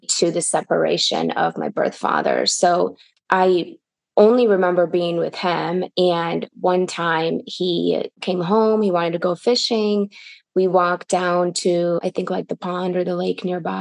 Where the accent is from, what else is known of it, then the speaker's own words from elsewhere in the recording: Michigan, United States; English is a second language; moved away as an adult; also born or lived in St. Petersburg, Russia; now in Los Angeles, United States; I grew up in Michigan and now I'm here